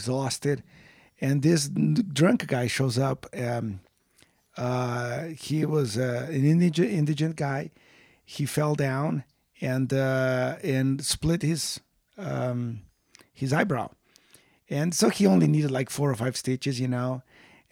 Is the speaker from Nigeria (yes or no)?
no; Brazil; moved away; I grew up in Brazil